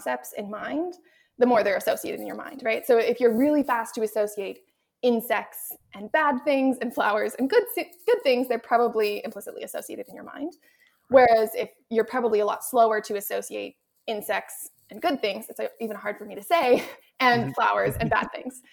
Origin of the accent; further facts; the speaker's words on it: Canada; I'm also from Canada, so I was, trained in the French immersion system